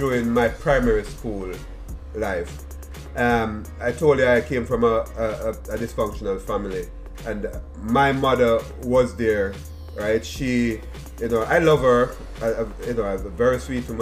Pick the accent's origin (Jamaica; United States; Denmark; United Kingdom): Jamaica; moved away; me growing up in Jamaica